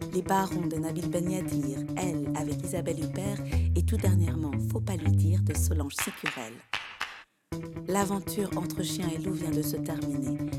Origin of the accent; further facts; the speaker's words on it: Belgium; Je suis belge, j'ai 32 ans.